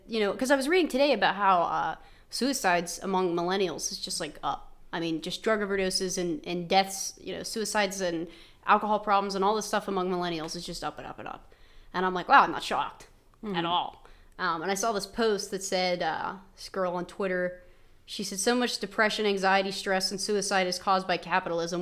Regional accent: West Virginia, United States; I never thought I had an accent being from West Virginia

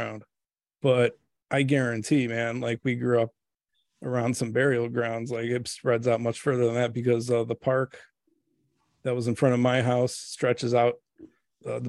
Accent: Merrillville, Northwest Indiana, United States; we grew up in Northwest Indiana, town called Maryville, right outside Gary, Indiana.

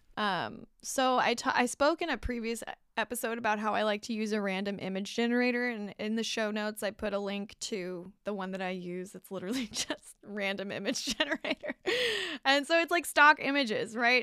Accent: California, United States; I'm a Californian, tried and true. Never been in the snow for more than just a ski trip

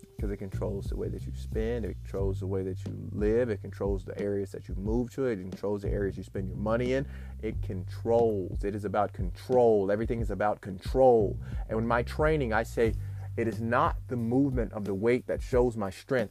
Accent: Memphis, Tennessee, United States; growing up in Memphis, Tennessee

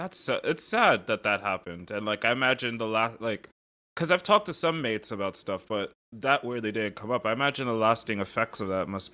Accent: United States; But there is this thing for me as an American where I find myself so respectfully fascinated

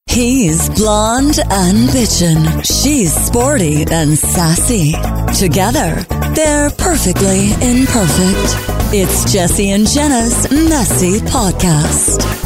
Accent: Vancouver, British Columbia, Canada; I'm from Vancouver

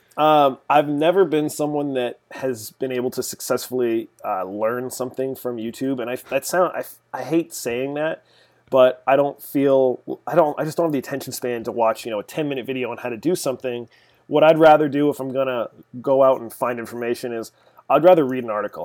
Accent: Arlington, Massachusetts, United States; grew up here in Massachusetts, just outside of Boston, uh, a little town called Arlington

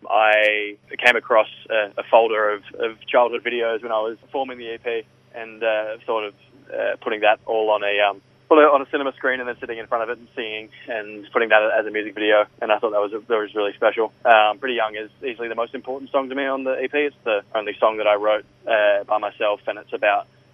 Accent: Byron Bay, New South Wales, Australia; now in United States; I'm born and bred in Byron Bay

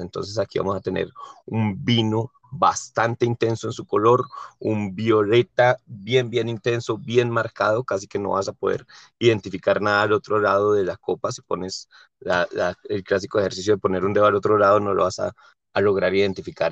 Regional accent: Colombia; como colombiano y que me encantan los sabores de Colombia

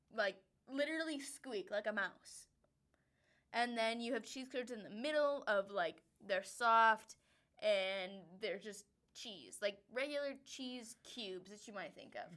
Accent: Wisconsin, United States; now in Denver, United States; we are from Wisconsin.

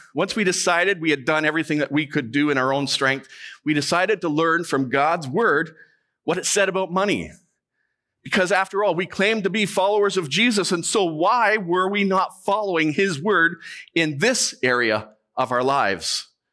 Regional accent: Canada; we are Canadian

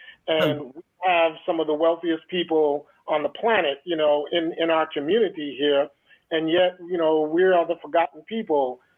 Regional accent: Shinnecock Nation, New York, United States; we're a first contact tribe.

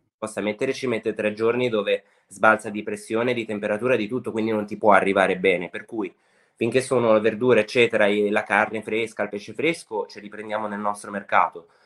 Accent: Sanremo, Liguria, Italy; io sono nato e cresciuto a Sanremo

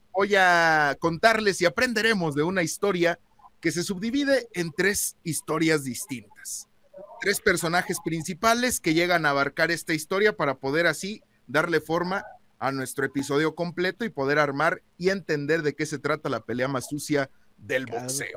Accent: Celaya, Guanajuato, Mexico; yo soy de Celaya

